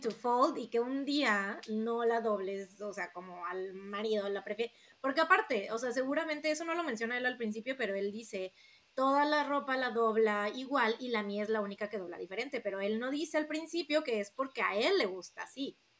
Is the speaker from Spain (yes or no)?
no; Veracruz, Mexico; also born or lived in Puebla; más jarocha en específico